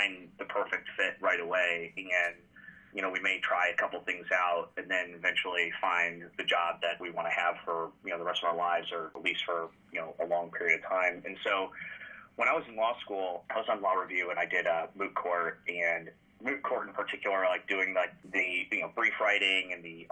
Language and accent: English; Washington, District of Columbia, United States; I grew up in Washington, D.C.